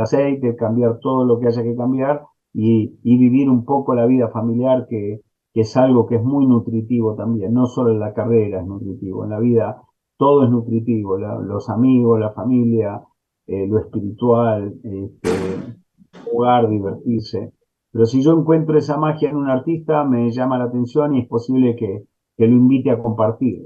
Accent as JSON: {"language": "Spanish", "country": "Argentina", "also_born_or_lived": "New York / Los Angeles", "said": "como ciudadano argentino"}